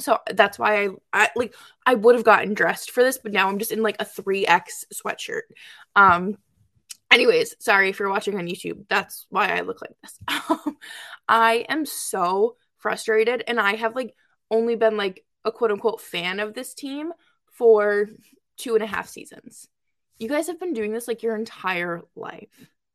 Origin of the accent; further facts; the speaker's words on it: Boston, Massachusetts, United States; moved away; born and raised in Boston.